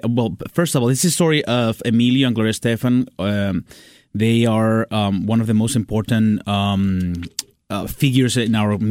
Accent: Venezuela; English is a second language; moved away as an adult; I'm from Venezuela.

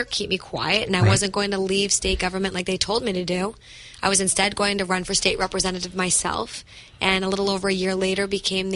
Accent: Methuen, Massachusetts, United States; also born or lived in Lawrence, Massachusetts; I was born to a 17-year-old single mother, grew up in the city of Methuen and Lawrence, housing insecure

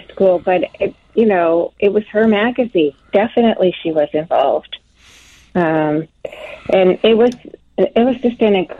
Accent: Milwaukee, Wisconsin, United States; I was, but both my parents were born and raised in Chicago.

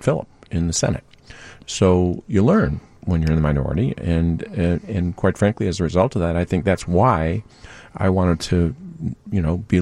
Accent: Winfield, Illinois, United States; now in Chicago, United States; I grew up in DuPage County in Winfield, Illinois

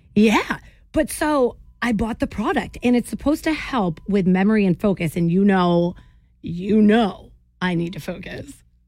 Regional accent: Jersey Shore, New Jersey, United States; when I was 18, growing up in New Jersey on the Jersey Shore

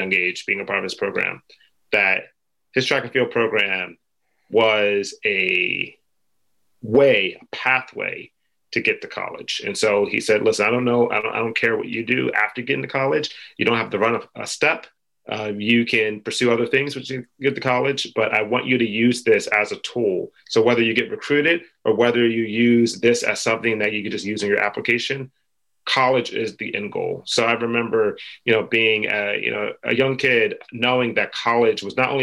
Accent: Philadelphia, Pennsylvania, United States; I grew up in Philly

